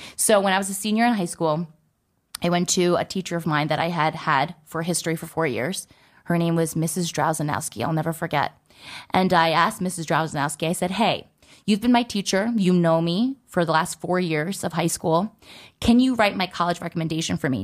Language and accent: English; New Jersey, United States; I was born and raised in New Jersey.